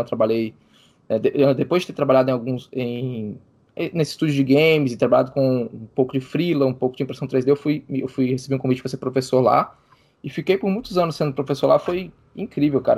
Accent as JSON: {"language": "Portuguese", "region": "Minas Gerais", "country": "Brazil", "moved": "yes", "said": "eu sou de Minas Gerais, né? Morava em Minas Gerais"}